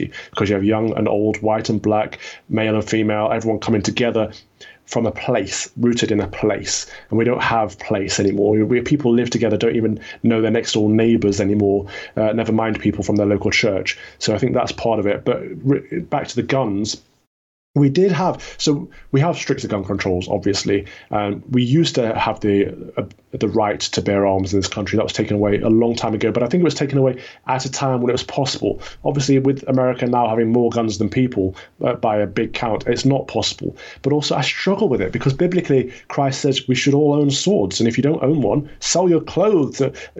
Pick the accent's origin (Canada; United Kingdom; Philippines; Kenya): United Kingdom; we're British first and foremost